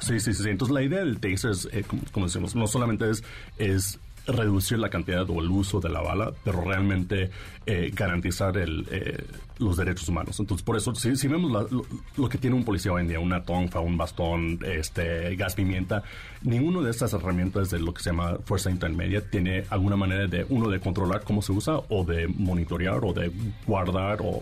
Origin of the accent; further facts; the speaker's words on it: Mexico; also born or lived in Washington, United States; me creí en México, de hecho este, hice toda la prepa un poco de la universidad aquí en México, entonces por eso hablo un poco medio chistoso